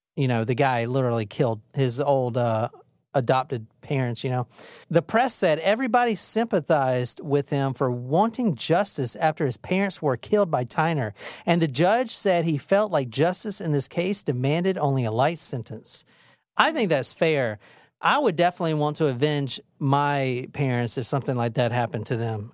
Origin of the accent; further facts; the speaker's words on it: Gilbert, South Carolina, United States; also born or lived in Saluda County, South Carolina / Columbia, South Carolina; any little bum fuck town in South Carolina, even the one I grew up in on Gilbert. And even before that, I grew up in on Saluda County